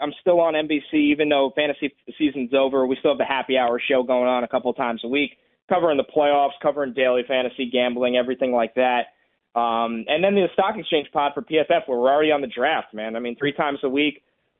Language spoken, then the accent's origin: English; New York, United States; Maybe that's because I grew up here in New York and I'm used to worrying about the draft more than the regular season